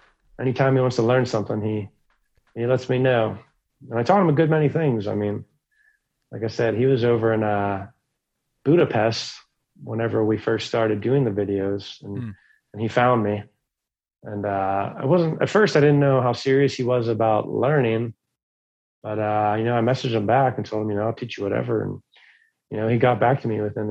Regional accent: Pittsburgh, Pennsylvania, United States; my hometown over here, Pittsburgh, Pennsylvania

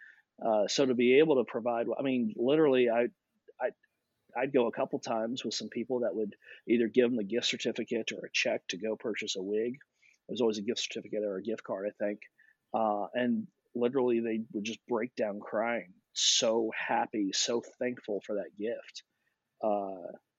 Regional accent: Louisville, Kentucky, United States; I grew up in Louisville, Kentucky.

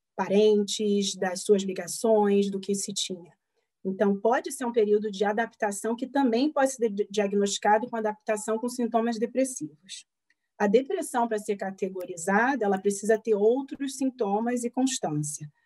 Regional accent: Rio de Janeiro, Brazil; moved away as an adult; now in Pittsburgh, United States; minha cidade natal, no Rio de Janeiro

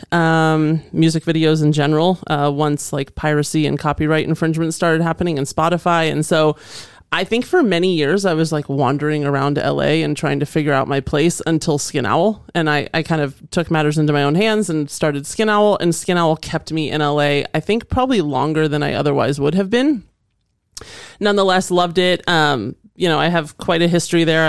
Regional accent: Northern Virginia, United States; also born or lived in Indiana / Los Angeles; now in Boise, United States; growing up in Northern Virginia

